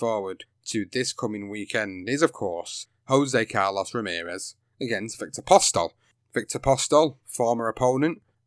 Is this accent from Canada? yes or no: no; United Kingdom; British fight fan